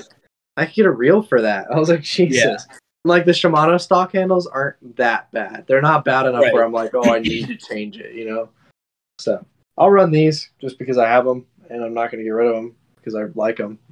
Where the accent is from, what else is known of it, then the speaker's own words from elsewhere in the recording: Fort Worth, Texas, United States; also born or lived in Austin; I'm not from Austin originally. I'm actually from Fort Worth